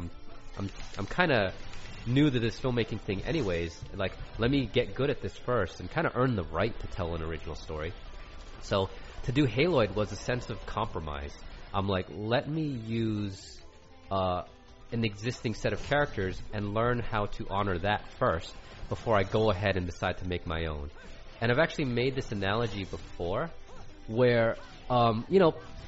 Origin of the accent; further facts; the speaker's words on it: Rhode Island, United States; I grew up in Rhode Island